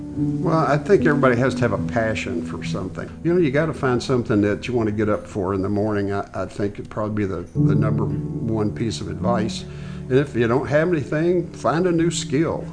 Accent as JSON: {"language": "English", "town": "Nashville", "region": "Tennessee", "country": "United States", "tie": "born or raised there", "moved": "yes", "said": "I grew up in, uh, Nashville, Tennessee, and moved here in nineteen sixty-eight"}